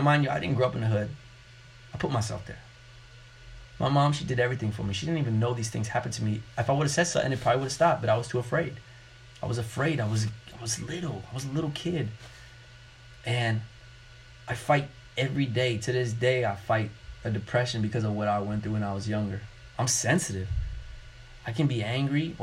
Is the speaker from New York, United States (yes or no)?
yes; New York City, New York, United States; growing up in New York City